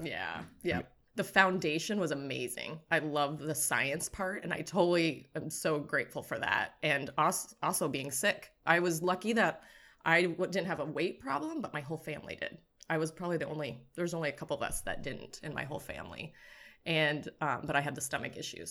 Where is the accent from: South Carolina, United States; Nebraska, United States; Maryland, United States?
Nebraska, United States; moved away as an adult; now in Southern California, United States; I grew up in Nebraska and, um, basically became allergic to Nebraska in my late twenties, um, and then moved over here to Southern California.